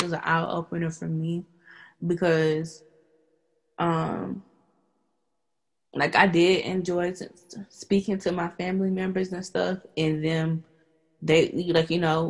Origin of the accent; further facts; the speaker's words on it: East Point, Georgia, United States; also born or lived in College Park, Georgia; I grew up like in College Park, in East Point